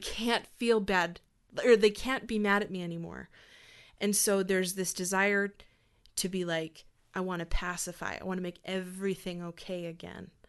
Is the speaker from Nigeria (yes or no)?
no; Hanna, Alberta, Canada; also born or lived in Calgary; I grew up in Hannah